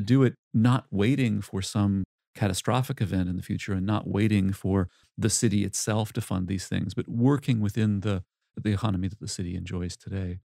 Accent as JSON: {"language": "English", "town": "Cambridge", "region": "Massachusetts", "country": "United States", "tie": "born or raised there", "said": "my hometown in Cambridge, Massachusetts"}